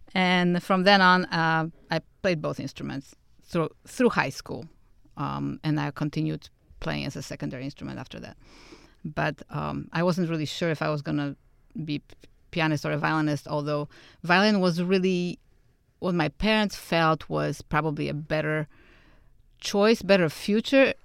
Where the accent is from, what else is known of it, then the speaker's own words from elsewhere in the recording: Warsaw, Masovian Voivodeship, Poland; moved away; I was born and raised in Warsaw, Poland